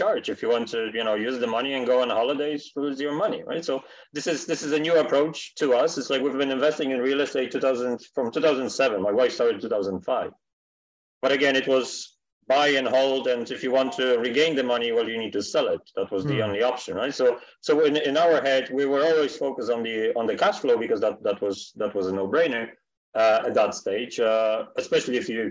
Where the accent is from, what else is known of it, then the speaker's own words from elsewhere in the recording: Poland; moved away as an adult; now in Canada; me and my wife were born in Poland